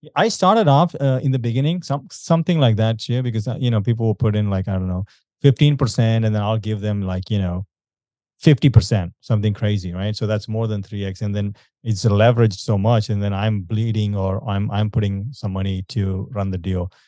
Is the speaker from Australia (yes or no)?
no; India; I'm from India